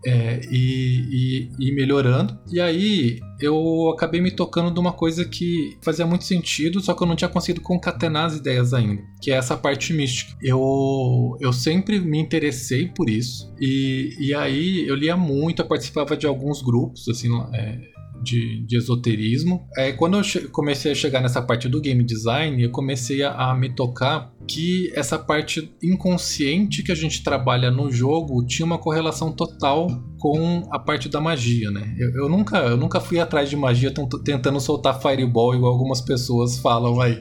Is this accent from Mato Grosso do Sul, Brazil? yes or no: yes; Dourados, Mato Grosso do Sul, Brazil; Dourados, Mato Grosso do Sul, né, de onde eu nasci